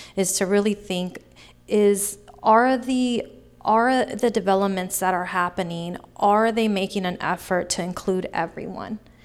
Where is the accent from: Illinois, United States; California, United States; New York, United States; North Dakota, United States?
California, United States; Sacramento; I grew up in Sacramento, born and raised in Sacramento, and I grew up in Oak Park